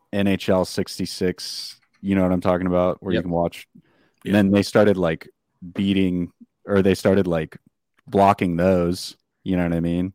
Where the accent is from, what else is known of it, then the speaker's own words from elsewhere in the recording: California, United States; I know I'm from California